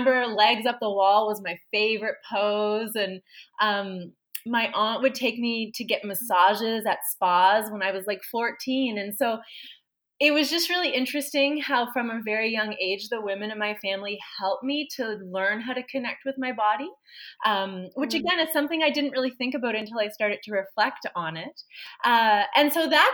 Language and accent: English; Halifax, Nova Scotia, Canada; I was born in Halifax, raised in Halifax, specifically the community of Spryfield.